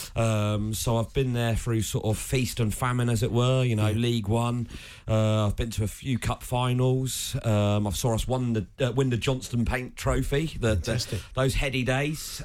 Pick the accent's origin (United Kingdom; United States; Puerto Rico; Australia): United Kingdom; Southampton, South East England; I was born in Southampton General Hospital.